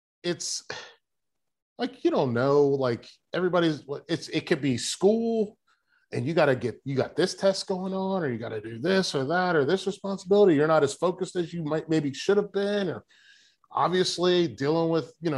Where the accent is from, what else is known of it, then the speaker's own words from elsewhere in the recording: Charlotte, North Carolina, United States; I'm from Charlotte. I'm not from the Charlotte area. Like, Charlotte area is Belmont, Gastonia. I'm from Charlotte